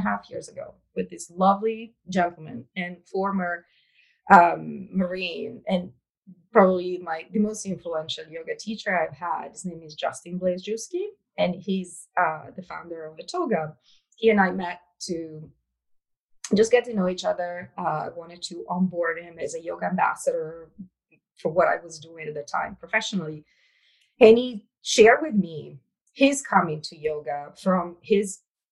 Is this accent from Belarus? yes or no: no; Italy; English is a second language; moved away; I was born and raised in Italy